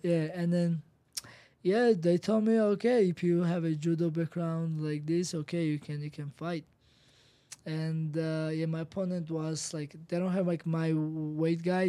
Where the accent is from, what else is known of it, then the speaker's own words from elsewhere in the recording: Georgia; I'm from Kanchi, Georgia